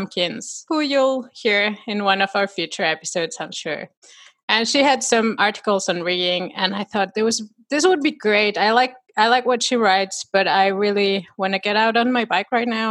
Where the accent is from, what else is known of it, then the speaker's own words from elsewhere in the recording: Mexico; moved away as an adult; also born or lived in Dubai / United States; now in North Carolina, United States; I was born and raised in Mexico